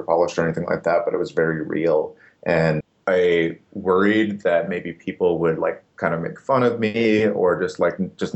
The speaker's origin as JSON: {"language": "English", "region": "Upper Michigan", "country": "United States", "tie": "born or raised there", "also_born_or_lived": "New Orleans", "moved": "as an adult", "lives_now": "Brooklyn, United States", "said": "I grew up in a town of 3,000 people in Upper Michigan"}